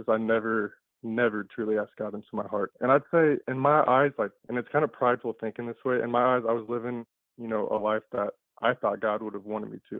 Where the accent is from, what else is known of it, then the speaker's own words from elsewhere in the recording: Des Moines, Iowa, United States; I was born and raised in Des Moines, Iowa